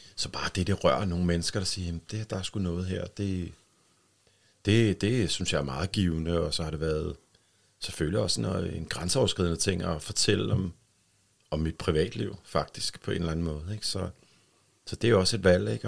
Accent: Bornholm, Capital Region of Denmark, Denmark; also born or lived in Helsingør; bliver vi, øh, mig og min tvillingssøster, født i, i Helsingør og, og bor deroppe, men de flytter så til, til Bornholm, da, da vi er et år cirka. Ikke? Så, så der har jeg været her på Bornholm lige siden.

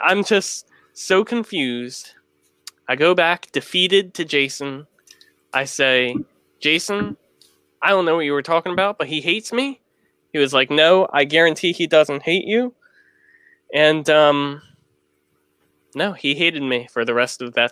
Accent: United States

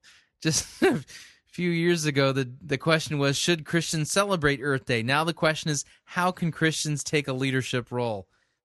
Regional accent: Arcadia, California, United States; also born or lived in Monrovia; I remember the days when I was growing up in Los Angeles. I grew up in Arcadia in Monrovia, which is near Pasadena, California

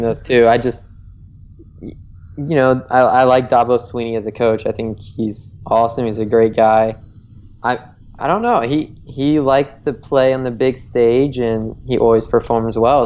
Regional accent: Michigan, United States; my home state here. I'm going to go with Michigan

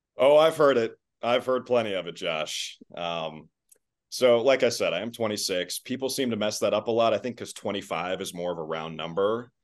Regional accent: Minnesota, United States; moved away as an adult; also born or lived in Syracuse, New York / Alabama; now in Boston, United States; I am from Minnesota, that's where I grew up, right outside the Twin Cities

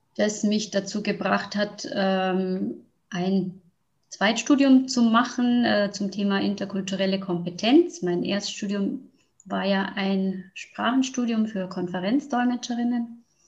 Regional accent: Neubeuern, Bavaria, Germany; zu mir in mein Heimatdorf nach Neubeuern

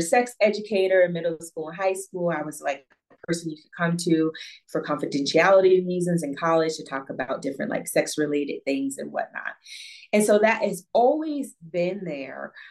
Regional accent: Northeast Ohio, United States; moved away as an adult; now in Accra, Ghana; I am Ohio native, born and raised in Northeast Ohio

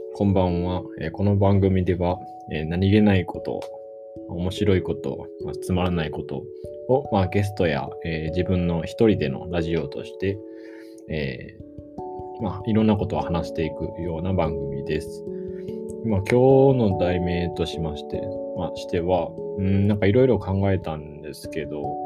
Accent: Japan; first language Japanese; 日本語って僕たち、まあ、日本人の母語なので

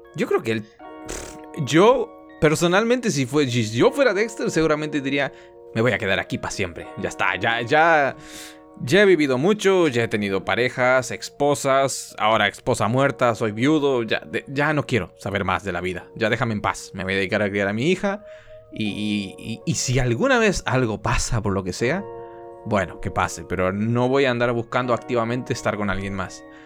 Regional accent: Argentina; Soy un, soy un mal, argentino, lo soy

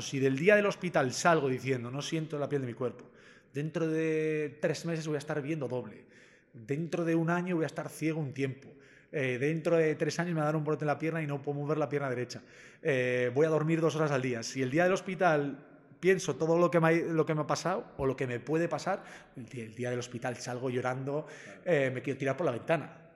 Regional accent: Zumárraga, Basque Country, Spain; en mi pueblo en Zumárraga teníamos hospital

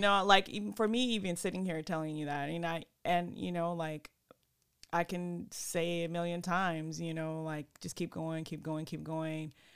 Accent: California, United States; also born or lived in Sacramento; I'm from California.

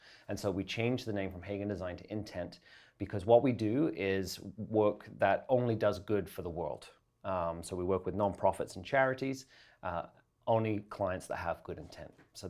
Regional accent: Essex, East of England, United Kingdom; moved away as an adult; also born or lived in London, England; now in Canada; England. I'm from England

